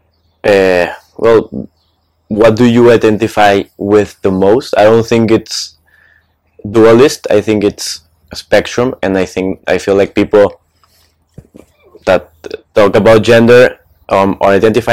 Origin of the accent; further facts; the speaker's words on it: Mexico; I'm from Mexico.